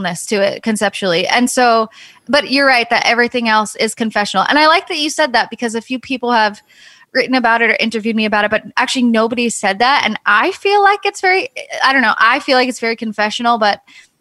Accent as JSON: {"language": "English", "region": "suburban New York", "country": "United States", "tie": "born or raised there", "said": "I was raised in New York and there's definitely a skate scene, but not in like suburban New York in the middle of the winter"}